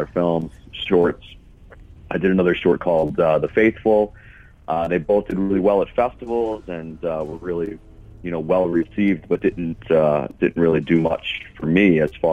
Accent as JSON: {"language": "English", "region": "New York", "country": "United States", "tie": "born or raised there", "moved": "as an adult", "lives_now": "Los Angeles, United States", "said": "I grew up in New York."}